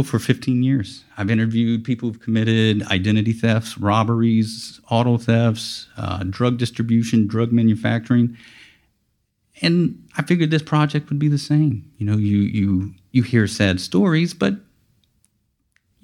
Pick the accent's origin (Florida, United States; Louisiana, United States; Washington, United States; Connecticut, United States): Louisiana, United States; Lafayette; I'm from Lafayette, Louisiana, not too far from here